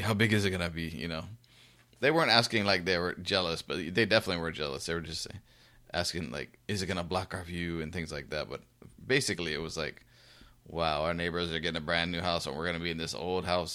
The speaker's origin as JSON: {"language": "English", "country": "United States", "said": "one American, myself"}